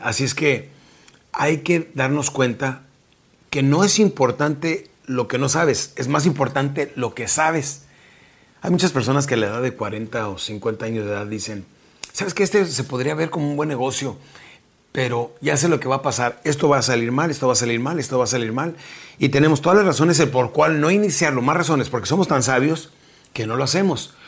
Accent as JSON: {"language": "Spanish", "country": "Mexico", "moved": "yes", "lives_now": "South Texas, United States", "said": "nuestra República Mexicana"}